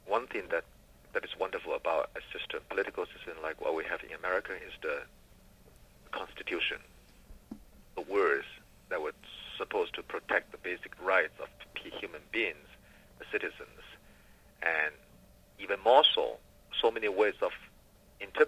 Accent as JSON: {"language": "English", "country": "China", "tie": "born or raised there", "moved": "as an adult", "lives_now": "United States", "said": "when I was growing up in China"}